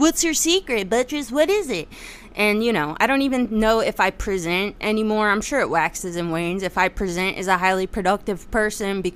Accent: New Jersey, United States; I'm from Jersey

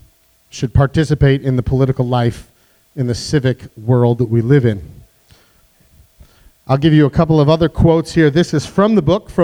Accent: United States; I'm an American Catholic

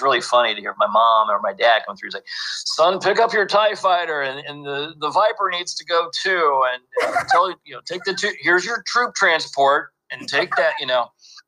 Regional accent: Lexington, Kentucky, United States; but I was born and raised in Lexington and lived there. Well, I went to the University of Kentucky, got both of my degrees there.

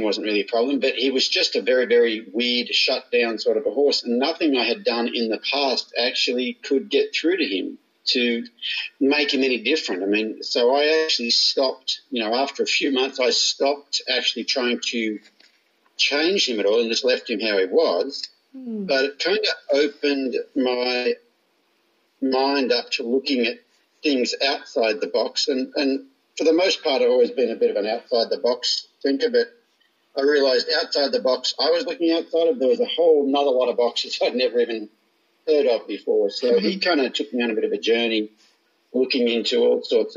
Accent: Australia; moved away as an adult; now in United States; I grew up in Australia, went to pony club as a kid

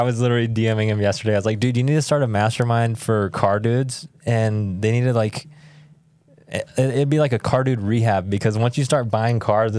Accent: Roswell, New Mexico, United States; So I grew up in southern New Mexico, Roswell, New Mexico.

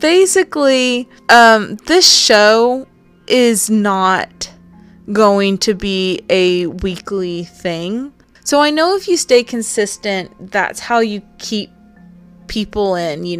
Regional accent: the South, United States; accent: southern; My southern accent

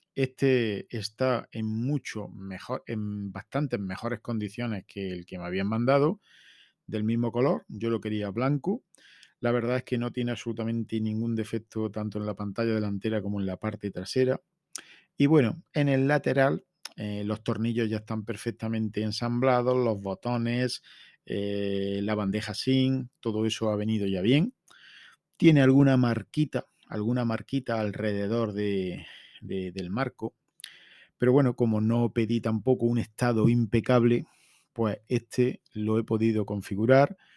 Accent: La Carolina, Andalusia, Spain; Estamos ya mismo en feria en mi pueblo. Tenemos feria desde el jueves hasta el domingo. Y en esos cuatro días, el viernes es fiesta local en La Carolina

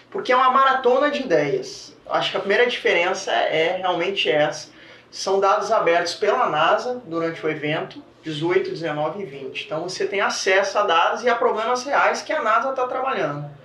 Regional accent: Bahia, Brazil; Sou baiana, sou baiano.

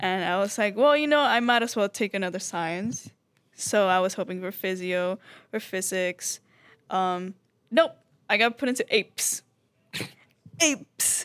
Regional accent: Venezuela; moved away; I am from Venezuela.

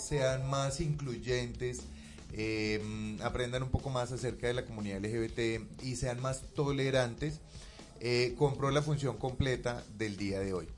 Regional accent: Bucaramanga, Santander, Colombia; moved away; yo soy de Bucaramanga

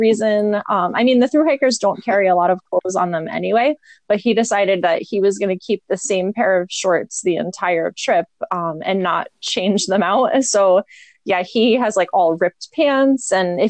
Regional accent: New Jersey, United States; I grew up in New Jersey right along it.

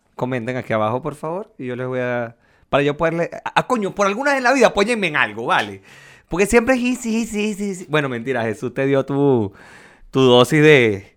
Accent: Venezuela; now in Chile; tú y yo somos venezolanos

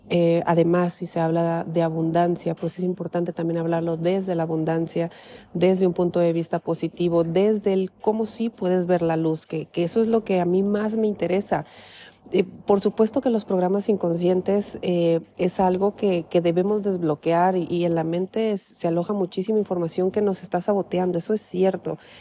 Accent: Mexico; moved away; vengo de México

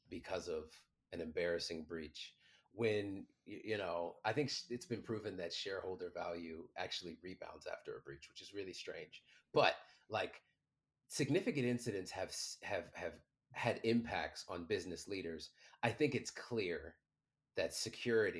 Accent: Washington, District of Columbia, United States; I'm 17 years old. I'm from Washington, D.C., not the good side.

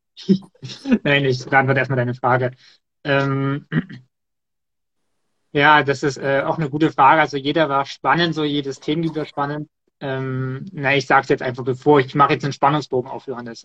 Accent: Erzgebirge, behind Chemnitz, Saxony, Germany; mein Heimatdorf liegt nicht so hoch. Also das Erzgebirge ist ja quasi auf deutscher Seite eher

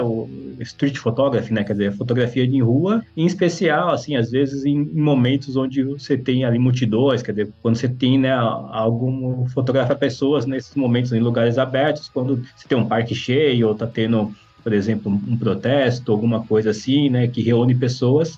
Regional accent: Guarulhos, São Paulo, Brazil; Eu, eu nasci em São Paulo, na, na zona sul de São Paulo, mas cresci em, em Guarulhos

